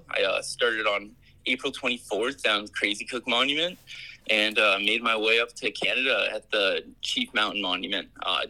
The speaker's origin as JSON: {"language": "English", "region": "New Hampshire", "country": "United States", "said": "I'm from New Hampshire."}